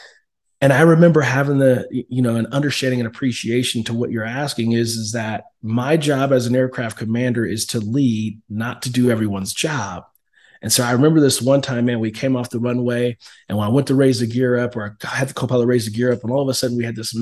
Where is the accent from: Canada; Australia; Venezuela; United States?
United States; Oakland, California; moved away; also born or lived in Fort Hood, Texas; I was born and raised in Oakland, California, in the inner city streets of Oakland, California, the rough part